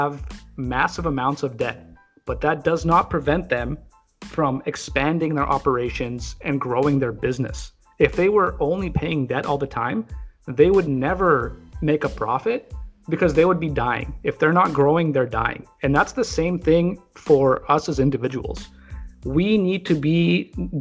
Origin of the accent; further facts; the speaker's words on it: Canada; as a Canadian